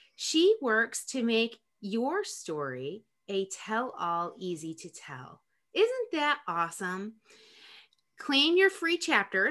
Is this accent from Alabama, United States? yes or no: no; Rochester, New York, United States; now in North Carolina, United States; I'm from Rochester, New York.